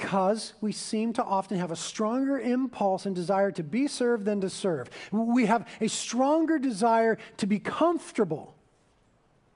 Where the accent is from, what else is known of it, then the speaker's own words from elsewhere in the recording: United States; we're Americans, and we were raised in American corporate culture